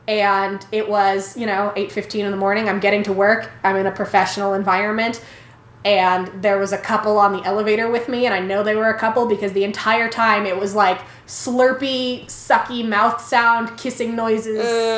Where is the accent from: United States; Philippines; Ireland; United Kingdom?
Philippines; So I was born and raised in the Philippines. My family, along with my grandparents, used to live in this old house with a big garden in the back.